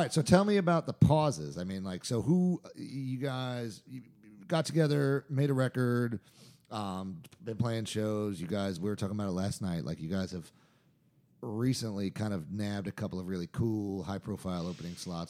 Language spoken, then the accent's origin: English; New York, United States; I'm from New York and my wife's a Jew